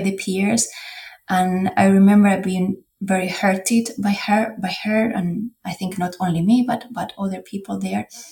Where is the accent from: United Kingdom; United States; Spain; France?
Spain; English is a second language; moved away; We had in my hometown, we have this quintos, which is a, a party that it was back in the day was done when people went to the military service, but in Spain it's not mandatory anymore